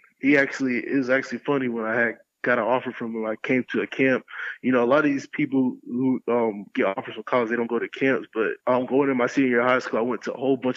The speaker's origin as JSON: {"language": "English", "town": "Clermont", "region": "Florida", "country": "United States", "tie": "born or raised there", "also_born_or_lived": "Indianapolis, Indiana", "said": "I grew up in a town called Claremont, Florida"}